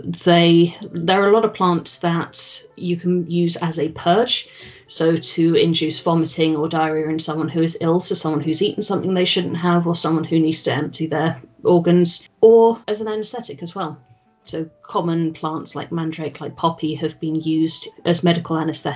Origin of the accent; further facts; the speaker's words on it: England, United Kingdom; I am English